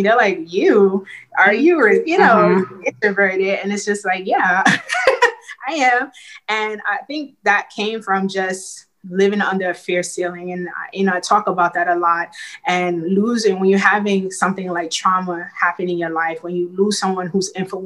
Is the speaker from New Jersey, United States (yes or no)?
no; New York City, New York, United States; Growing up in Brooklyn, it is a melting pot of people from all over the world.